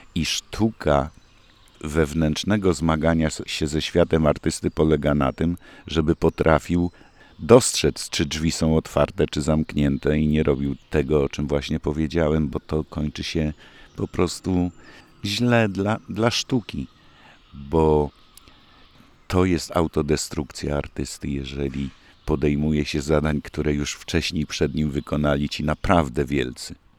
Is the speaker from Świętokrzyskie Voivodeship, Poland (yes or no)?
no; Koszalin, West Pomeranian Voivodeship, Poland; moved away; z Koszalina nigdy nie wyjechałem i ciągle idę z ulicy Trauguta do przedszkola, które mieści się właśnie naprzeciwko rozgłośni Polskiego Radia Koszalińskiej